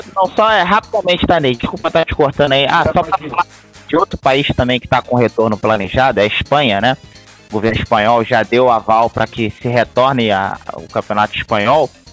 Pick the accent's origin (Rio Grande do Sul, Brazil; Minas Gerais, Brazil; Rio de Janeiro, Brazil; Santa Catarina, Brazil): Rio de Janeiro, Brazil; Eu sou do Rio de Janeiro